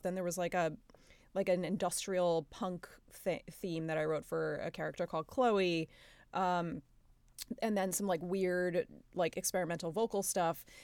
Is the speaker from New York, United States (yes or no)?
yes; New York, United States; we're both from New York and, uh, come from Italian families